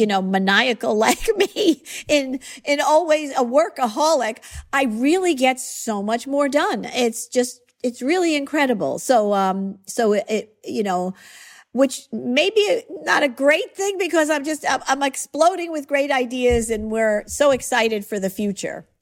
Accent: Long Island, New York, United States; born or raised there; accent: New York

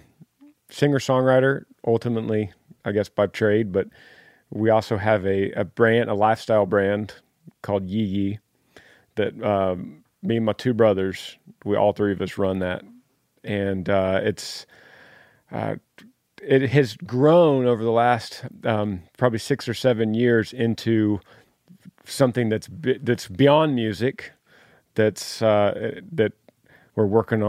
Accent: Dallas, Texas, United States; Originally from Dallas, and Amber's from Fort Worth.

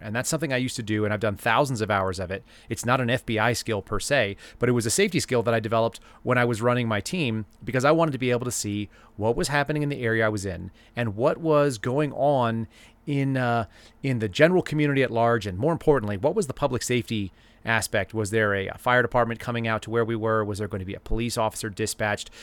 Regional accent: Dallas, Texas, United States; when I was a kid, I grew up in Dallas

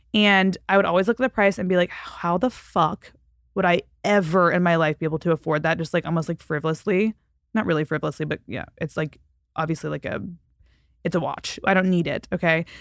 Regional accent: Fort Worth, Texas, United States; moved away; Fort Worth last, which is my hometown

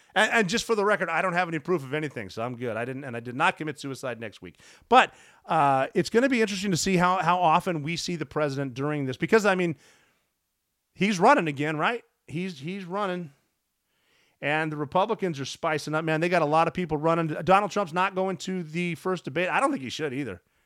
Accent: Montana, United States; my home state of Montana.

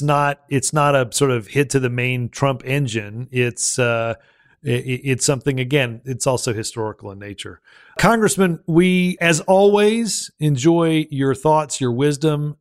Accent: Alabama, United States; my home state of Alabama

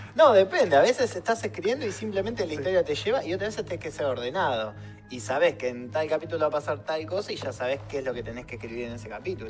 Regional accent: Pergamino, Buenos Aires Province, Argentina; Hay otro que pasa en Pergamino. Hay otro que, es de donde soy yo

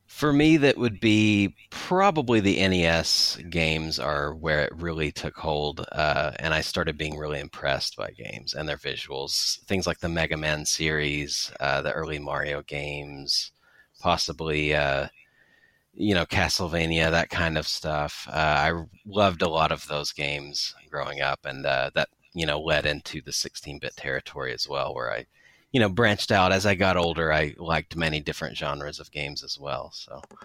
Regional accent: near Knoxville, East Tennessee, United States; I grew up in the East Tennessee area in the United States, so, uh, kinda near Knoxville

